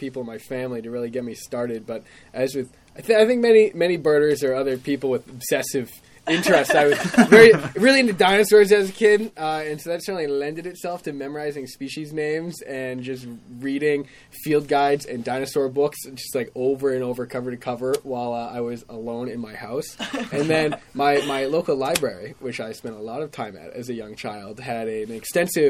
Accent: Massachusetts, United States; moved away as an adult; now in Maine, United States; I'm from Massachusetts

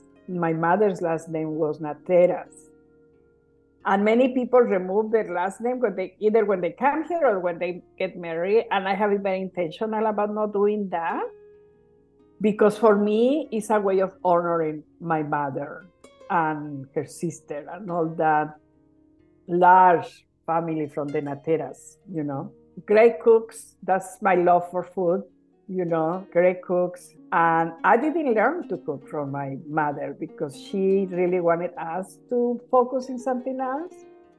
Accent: Tuxpan, Michoacán, Mexico; now in Fresno, United States; I grew up in a small town in the state of Michoacán. It's called Tuxpan.

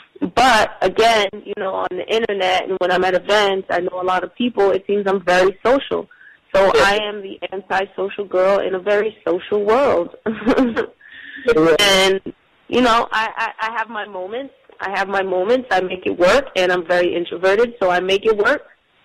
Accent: New Jersey, United States; It's because they're from Philly, I'm from Jersey.

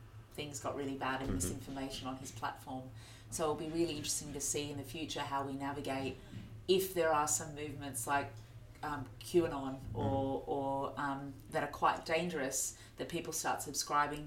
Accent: Australia; now in United Kingdom; Being an Australian

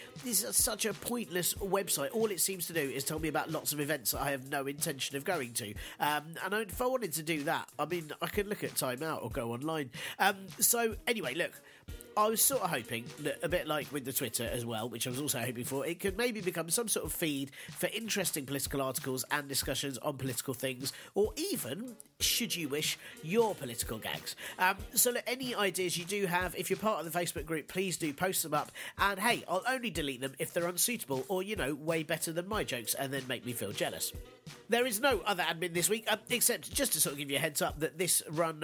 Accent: London, United Kingdom; as a Londoner

